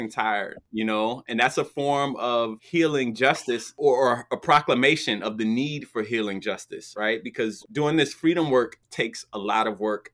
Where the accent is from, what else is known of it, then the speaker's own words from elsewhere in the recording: New Jersey, United States; where I grew up in New Jersey